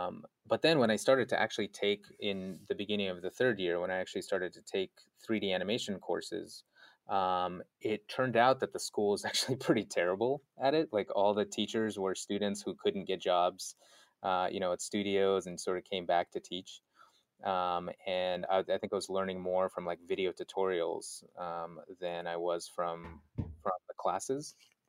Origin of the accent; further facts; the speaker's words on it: North Caucasus, Russia; I was born in Russia, of all places, next to this mountain range called the Caucasus Mountains. So I guess you could say I'm very Caucasian. Since that's the region where, and grew up there, moved to Moscow for a little bit.